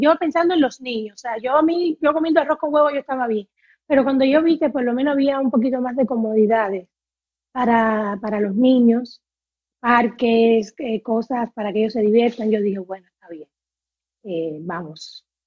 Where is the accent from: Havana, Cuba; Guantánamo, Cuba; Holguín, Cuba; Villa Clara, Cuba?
Havana, Cuba; moved away as an adult; now in Dominican Republic; yo estudié eh, claramente en La Habana porque soy habanera